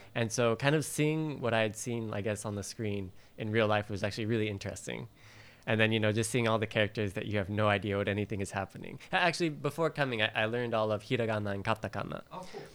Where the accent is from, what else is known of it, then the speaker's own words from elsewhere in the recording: Valley Center, California, United States; moved away as an adult; now in Japan; I'm originally from uh, Southern California, near San Diego, a very small town that people have never heard